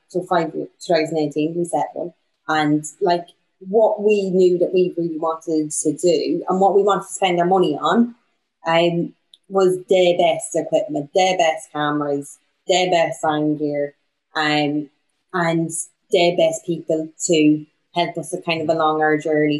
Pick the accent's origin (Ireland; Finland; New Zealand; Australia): Ireland; Bundoran, Ulster; now in Bristol, United Kingdom; I'm from Donegal. I'm from Bundoran